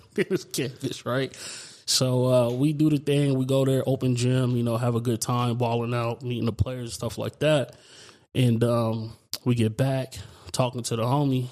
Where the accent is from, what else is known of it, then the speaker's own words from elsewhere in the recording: New York City, New York, United States; also born or lived in Chandler, Arizona / Gilbert, Arizona; now in Arizona, United States; being born in in New York, you know, coming from Brooklyn, you know, is is a way bigger city than this